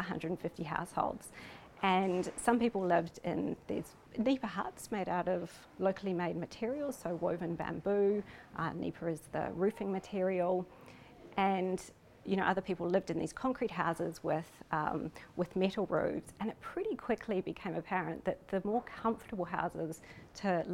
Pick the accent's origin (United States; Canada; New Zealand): New Zealand; I'm from New Zealand. I'm Pākehā, which is a New Zealander of European descent